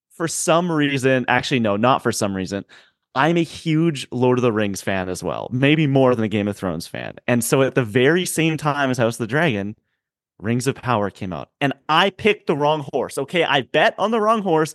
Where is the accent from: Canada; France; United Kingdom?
Canada; I'm a Canadian